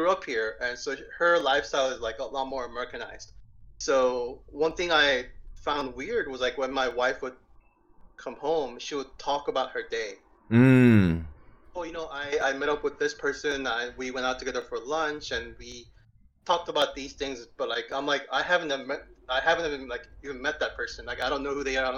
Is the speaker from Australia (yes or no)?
no; South Korea; moved away; when I was growing up in Korea